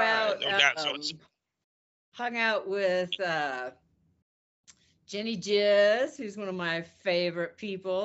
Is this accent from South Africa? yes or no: no; Utah, United States; I grew up in Utah